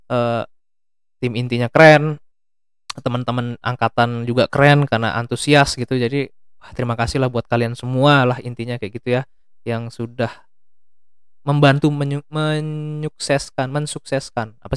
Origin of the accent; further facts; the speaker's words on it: Magelang, Central Java, Indonesia; dari daerahku sendiri Magelang, Jawa Tengah ada